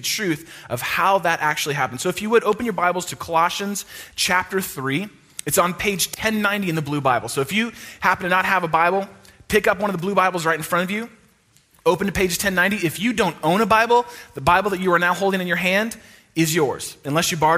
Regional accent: East Bay of San Francisco, California, United States; I went to a private Christian high school in where I grew up in the East Bay of San Francisco

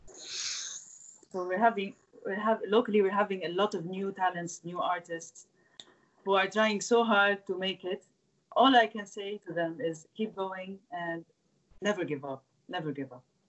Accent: Beirut, Beirut Governorate, Lebanon; to start with Beirut, my hometown, which is the city where I started

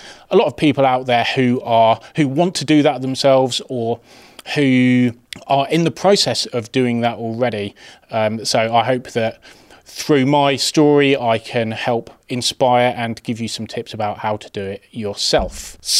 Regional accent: England, United Kingdom; that's not particularly uncommon for a young boy growing up in England

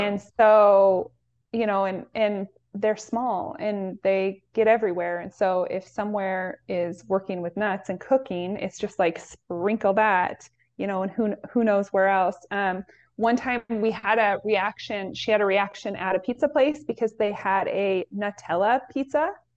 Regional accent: Pacific Northwest, United States; I grew up in the Pacific Northwest

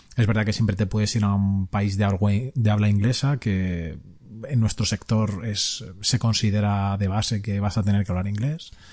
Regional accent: Spain; moved away as an adult; now in Italy; somos emigrados de España, que vivimos en Italia

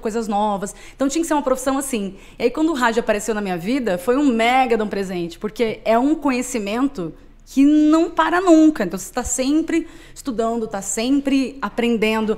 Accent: Minas Gerais, Brazil; moved away as an adult; now in São Paulo, Brazil; Sou mineira.

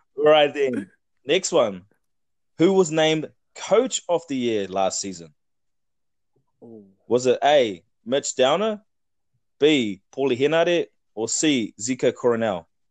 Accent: Hawke's Bay, New Zealand; I'm from Hawke's Bay

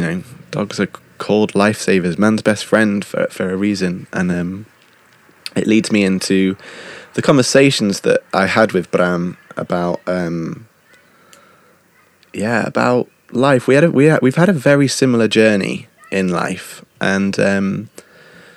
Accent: United Kingdom; accent: British; moved away; my British accent

